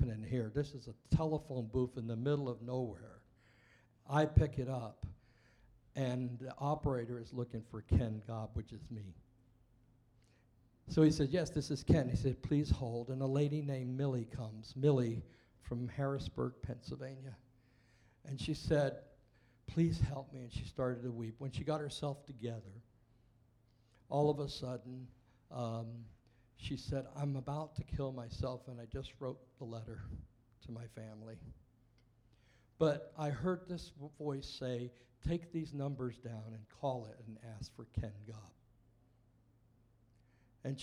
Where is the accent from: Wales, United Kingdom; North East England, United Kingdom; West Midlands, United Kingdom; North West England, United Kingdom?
Wales, United Kingdom; Welsh; being Welsh, I invited my parents, who were Welsh